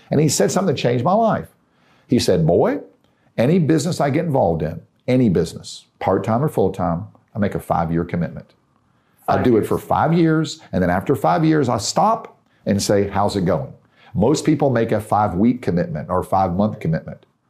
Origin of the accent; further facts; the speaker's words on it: Tennessee, United States; I'm from Tennessee